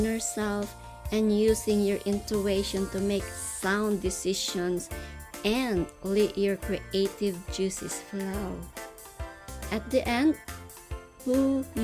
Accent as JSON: {"language": "English", "country": "Philippines", "first_language": "Tagalog", "second_language": "English", "said": "English is my second language. My native language is Tagalog and other dialects in the Philippines."}